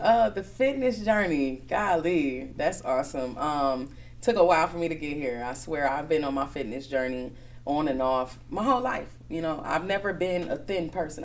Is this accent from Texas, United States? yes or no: no; Milwaukee, Wisconsin, United States; also born or lived in Chicago; I was born in Chicago, but I've been here since I was about two years old. So Milwaukee is definitely home for me. Um, I went to Brown Deer from K five all the way up to graduation.